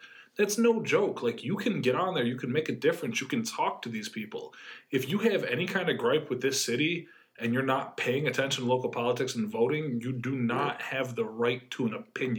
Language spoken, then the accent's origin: English; Utica, New York, United States; besides me and Sam, who's on the team now, almost everybody on the team is not originally from Utica.